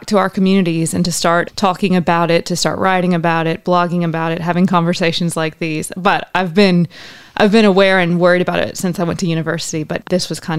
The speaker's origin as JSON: {"language": "English", "region": "South Carolina", "country": "United States", "tie": "born or raised there", "also_born_or_lived": "Asheville, North Carolina", "moved": "as an adult", "lives_now": "Australia", "said": "I grew up in South Carolina"}